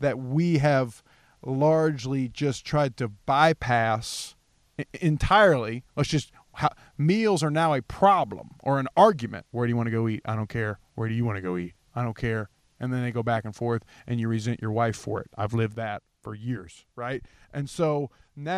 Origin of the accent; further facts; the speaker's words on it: Ohio, Kentucky, Rust Belt, United States; I'm from the Rust Belt, man, Ohio, Kentucky